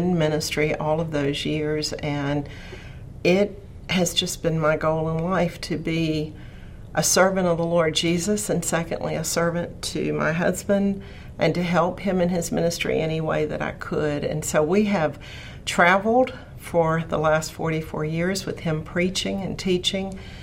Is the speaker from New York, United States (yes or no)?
no; Radford, Virginia, United States; I grew up in Central Virginia, not too far from here in Radford